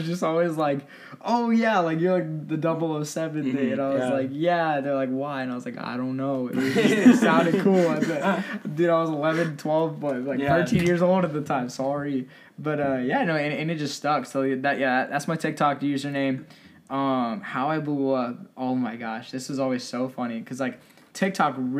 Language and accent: English; Rancho Cucamonga, California, United States; I'm originally from Southern California, Rancho Cucamonga to be specific